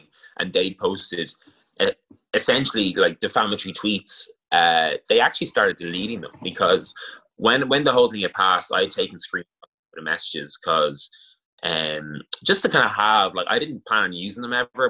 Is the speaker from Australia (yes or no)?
no; Ireland; It's part of our culture as Irish people